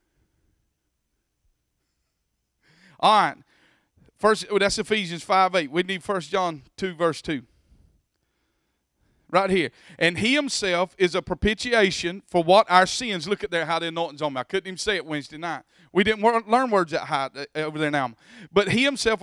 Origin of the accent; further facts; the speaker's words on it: Bacon County, Georgia, United States; moved away; I came from Bacon County